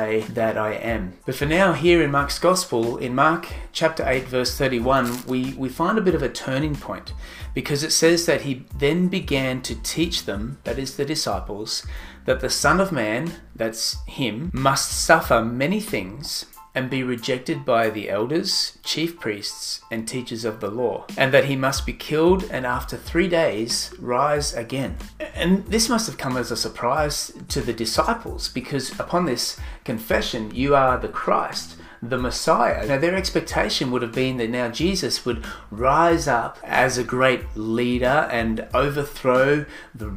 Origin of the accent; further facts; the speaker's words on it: Sunshine Coast, Queensland, Australia; I'm from the Sunshine Coast, Australia